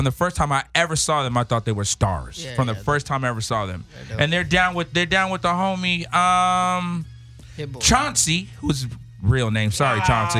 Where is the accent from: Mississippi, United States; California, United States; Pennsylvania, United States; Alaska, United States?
California, United States; Rowland Heights; also born or lived in Pomona; I'm from Rolling Heights, not far from there, which not far. And I used to hang out. I lived in Pomona.